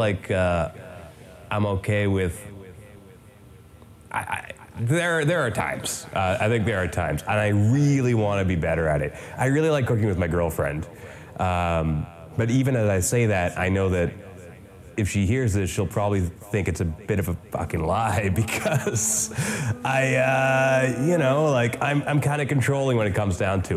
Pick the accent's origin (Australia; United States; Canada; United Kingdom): Canada; the Maritimes; I'm also from the Maritimes